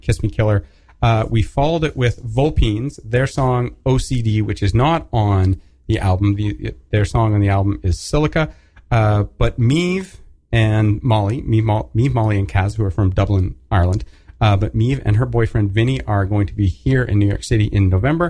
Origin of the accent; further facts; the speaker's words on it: Canada; moved away as an adult; now in United States; Home being Canada for me, if people can't tell from my accent